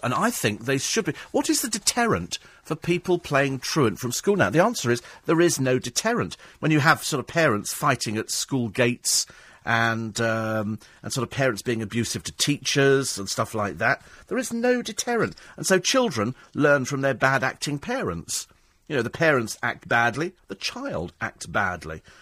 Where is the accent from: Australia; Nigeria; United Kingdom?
United Kingdom; I'm fiercely proud of being British. I couldn't live anywhere else